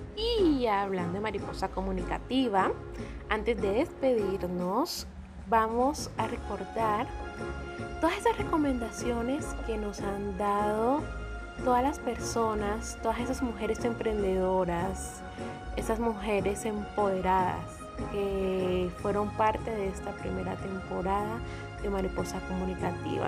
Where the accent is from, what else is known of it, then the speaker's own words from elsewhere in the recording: San Andrés, San Andrés and Providencia, Colombia; nuestra isla